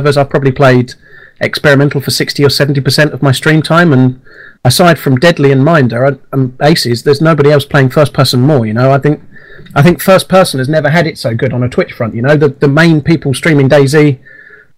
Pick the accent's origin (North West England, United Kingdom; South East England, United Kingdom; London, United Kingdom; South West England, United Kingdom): North West England, United Kingdom; Lancashire; moved away; I used to live in a town called Ripon near Burnley, so I was born in Lancashire